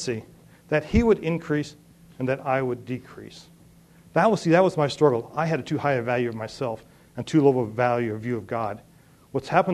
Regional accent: Three Forks, Montana, United States; moved away as an adult; also born or lived in Europe; I grew up in Three Forks

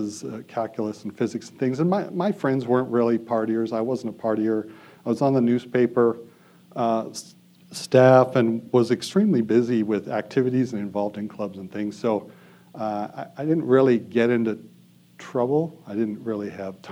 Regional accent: Bozeman, Montana, United States; So I was born in Bozeman. I grew up on a farm north of Bozeman, about 15 miles

